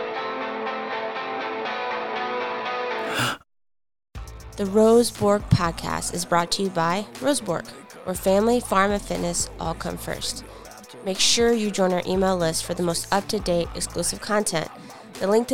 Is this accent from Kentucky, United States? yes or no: yes; Eastern Kentucky, United States; I grew up in Eastern Kentucky and we say things a lot differently than anywhere else